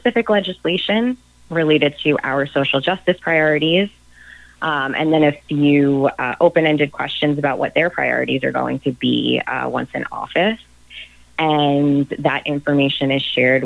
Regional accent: Nassau County, New York, United States; I'm from Nassau County

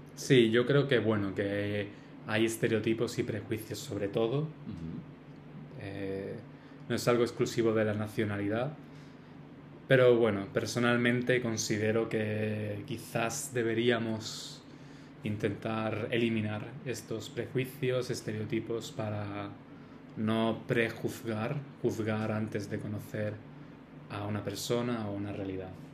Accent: Spain; nosotros somos españoles somos de España

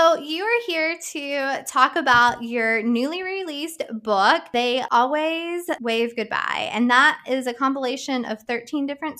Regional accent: Madison, United States; my hometown of Madison

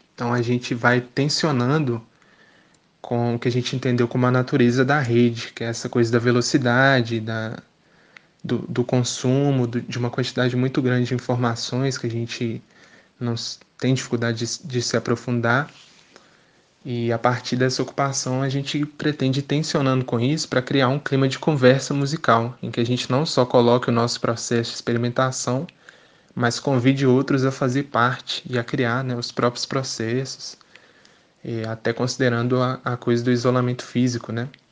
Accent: Belo Horizonte, Minas Gerais, Brazil; sou de Belo Horizonte

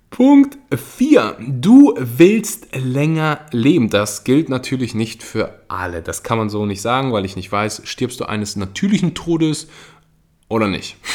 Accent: Germany; bei uns in Deutschland

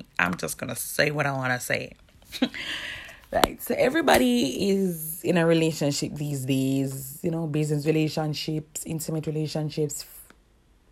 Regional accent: Kingston, Jamaica; I'm from Kingston, Jamaica

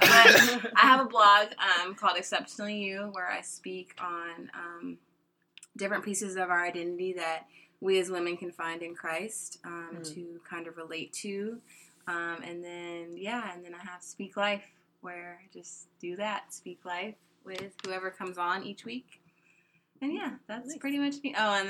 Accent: Atlanta, Georgia, United States; also born or lived in Gwinnett County, Georgia / Cleveland, Ohio; 26 years old, born and raised here in Atlanta, Georgia. Born and raised, Southside to be specific

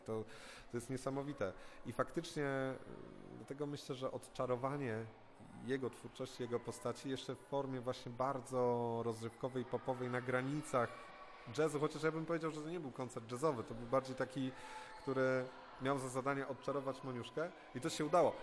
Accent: Krzycko Wielkie, Greater Poland, Poland; pochodzę z Krzycka Wielkiego, z gmina Włoszakowice, w Wielkopolsce

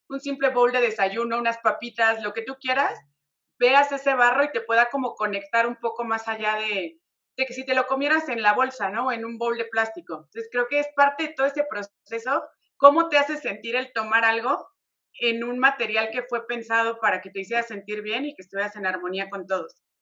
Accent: Mexico City, Mexico; Las dos somos de Ciudad de México, pero extrañamente en Ciudad de México no nos conocíamos, nunca nos habíamos visto, vivíamos en extremos opuestos de la ciudad

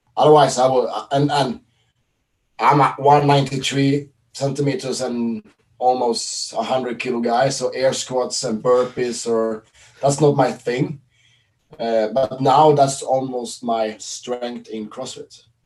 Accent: Sweden; now in Norway; I live uh, from my hometown in Sweden. I'm Swedish.

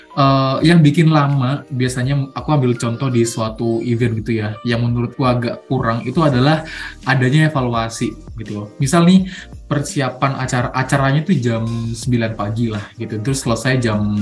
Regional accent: Mojokerto, East Java, Indonesia; asalku nggak jauh-jauh dari Malang dari Malang sih dari Mojokerto

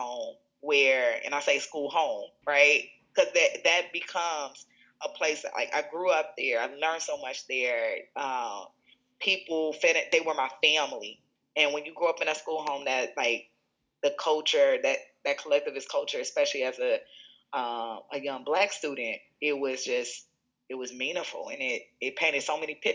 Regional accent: Chicago, Illinois, United States; moved away as an adult; now in Seattle, United States; where I grew up in Chicago

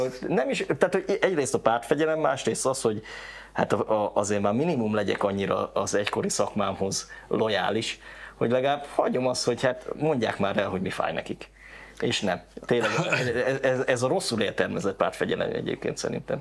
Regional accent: Kecskemét, Bács-Kiskun, Hungary; also born or lived in Karcag; Tehát én onnan származom egyébként, tehát egy ilyen iskolába jártam

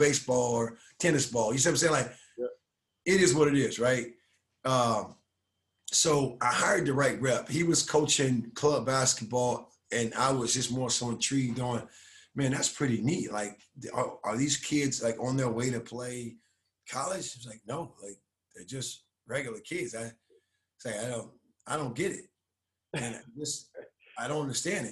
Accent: Miami, Florida, United States; moved away as an adult; now in Dallas, United States; I grew up in Miami

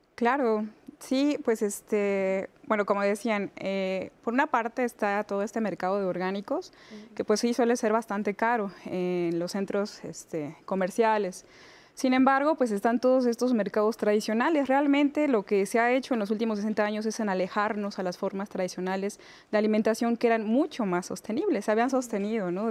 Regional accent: Mixteca Poblana, Puebla, Mexico; moved away as an adult; now in Mexico City, Mexico; yo soy de la Mixteca Poblana, que es una zona bastante árida.

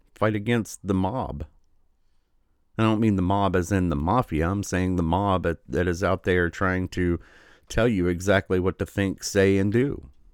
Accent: Michigan, United States; my home state of Michigan

